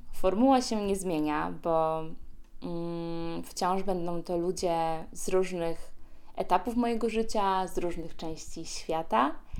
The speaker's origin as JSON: {"language": "Polish", "town": "Poznań", "region": "Greater Poland", "country": "Poland", "tie": "born or raised there", "said": "znowu jestem w rodzinnym Poznaniu"}